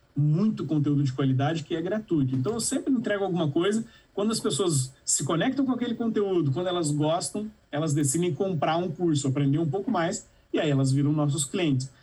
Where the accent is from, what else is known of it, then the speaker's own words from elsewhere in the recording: a town in the interior of Minas Gerais, Brazil; fundei a Startse numa cidade no interior de Minas Gerais com 13 mil habitantes. É, e lá na minha cidade, é, não existiam muitas opções para quem nasce lá